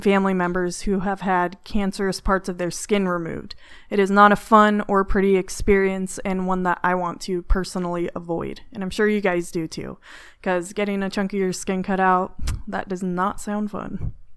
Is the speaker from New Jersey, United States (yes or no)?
no; California, United States; now in Arizona, United States; I'm from California